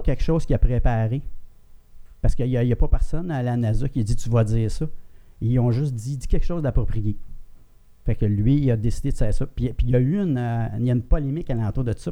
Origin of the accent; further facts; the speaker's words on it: Granby, Quebec, Canada; je viens de Granby. Mon père louait un chalet à Roxton Pound.